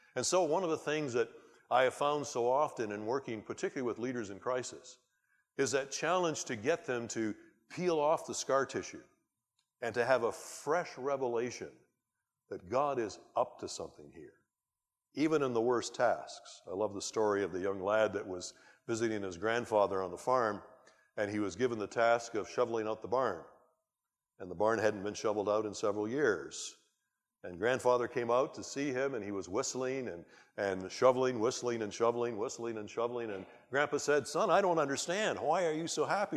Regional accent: Canada; as a Canadian and a, a British subject

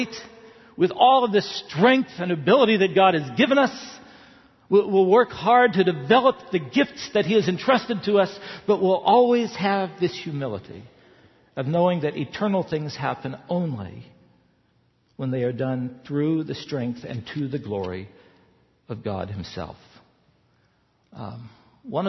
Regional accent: the South, United States; moved away; I grew up in the South.

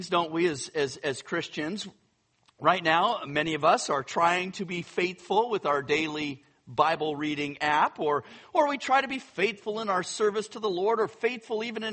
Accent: Northern California, United States; I grew up in California, so Northern California, I'm used to earthquakes

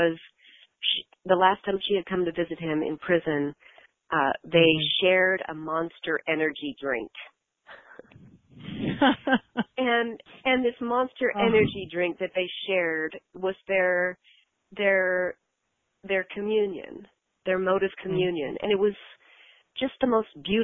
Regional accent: United States; as an American

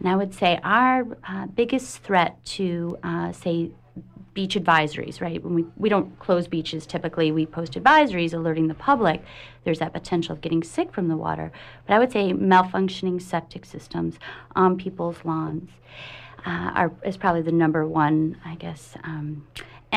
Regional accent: Midwest, United States; moved away as an adult; now in Maine, United States; I hail from the Midwest

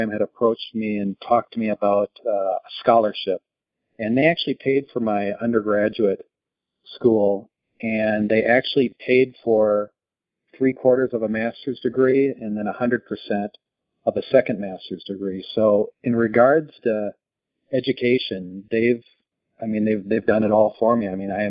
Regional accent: Minnesota, United States; moved away; also born or lived in Italy; I grew up in the Midwest in Minnesota

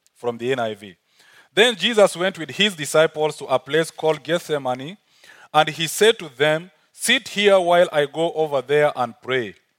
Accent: South Sudan; accent: African; now in Uganda; originally I'm from South Sudan, but working, uh, and living in Uganda

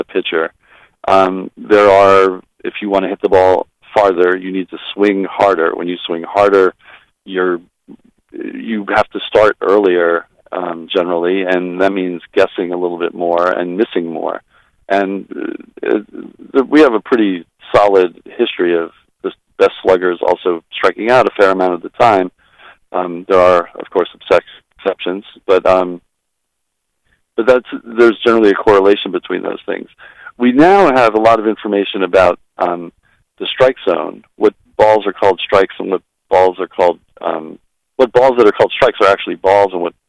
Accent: Long Island, New York, United States; I grew up on Long Island, and our hockey team, which played in the Comac Arena

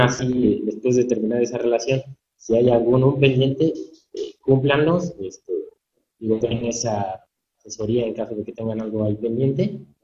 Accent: Pachuca, Hidalgo, Mexico; soy originario aquí de Pachuca, de Soto Hidalgo.

